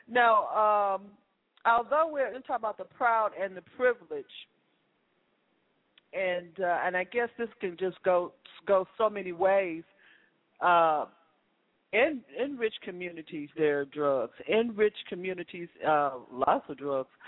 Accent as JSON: {"language": "English", "town": "Chicago", "region": "Illinois", "country": "United States", "said": "because I'm from Chicago."}